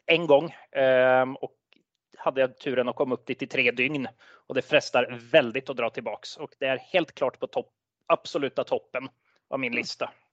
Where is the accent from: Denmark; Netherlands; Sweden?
Sweden; accent: Svorsk; also born or lived in Norway; en svensk uten flyskam. Men det kan vel ha, det er vel anledningen at jeg er halvt norsk